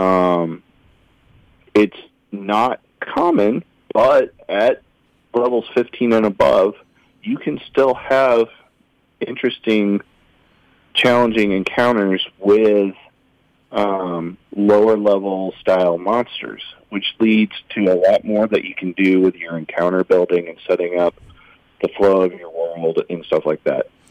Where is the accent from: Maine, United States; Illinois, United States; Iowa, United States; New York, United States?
Iowa, United States; Oskaloosa; I grew up in Oskaloosa.